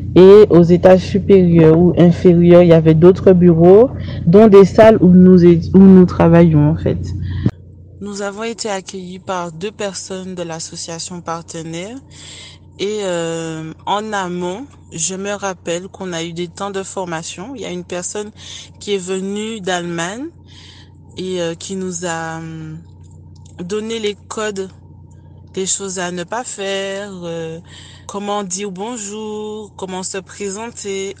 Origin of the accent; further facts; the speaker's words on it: Le Lamentin, Martinique; Je viens du Lamantin, en Martinique, plus précisément de Place d'Armes